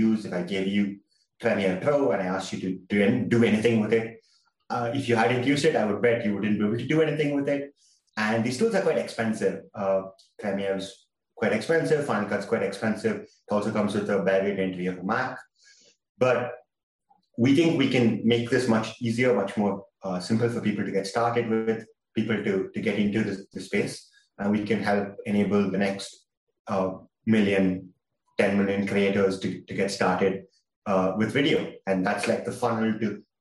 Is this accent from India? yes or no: yes; India; I'm from India.